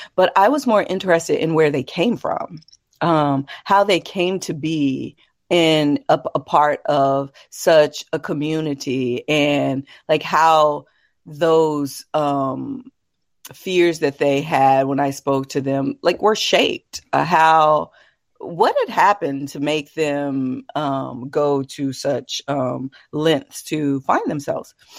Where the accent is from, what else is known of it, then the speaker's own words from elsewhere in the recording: Texas, United States; as a Texan, as a woman